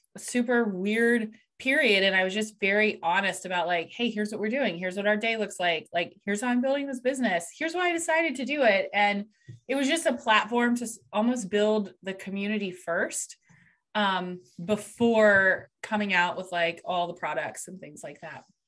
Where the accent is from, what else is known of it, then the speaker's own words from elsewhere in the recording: Columbus, Ohio, United States; I'm actually from Columbus, Ohio. So, over here in the United States